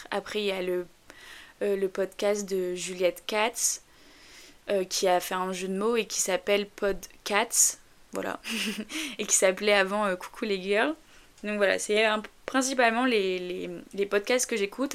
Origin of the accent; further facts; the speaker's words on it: north of France, France; je viens du nord de la France, alors j'espère que j'ai pas un accent trop prononcé